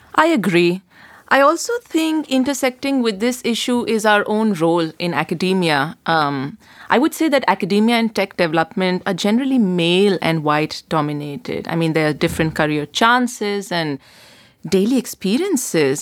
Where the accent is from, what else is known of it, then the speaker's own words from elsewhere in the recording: India; moved away as an adult; now in Berlin, Germany; I come from India